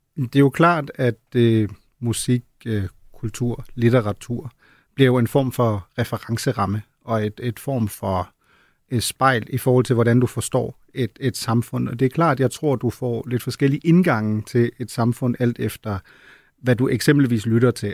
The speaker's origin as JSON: {"language": "Danish", "country": "Germany", "moved": "yes", "lives_now": "Denmark", "said": "Jeg er tysker"}